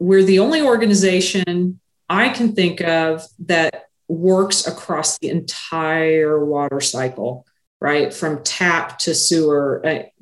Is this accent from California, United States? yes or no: no; the Ozarks, Missouri, United States; also born or lived in Springfield, Missouri; when I was a kid growing up in the Ozarks